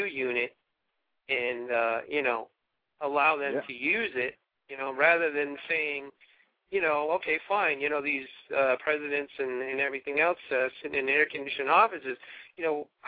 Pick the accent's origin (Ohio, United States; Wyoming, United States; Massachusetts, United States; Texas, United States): Massachusetts, United States; I'm from Massachusetts